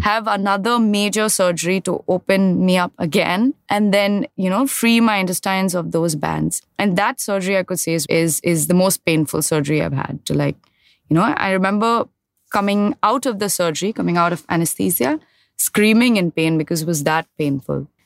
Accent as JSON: {"language": "English", "town": "Mumbai", "region": "Maharashtra", "country": "India", "tie": "born or raised there", "said": "I grew up in Mahim."}